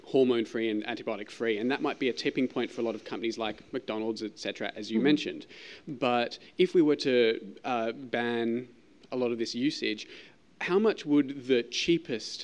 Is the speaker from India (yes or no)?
no; Australia; moved away as an adult; now in United States; I'm an Australian.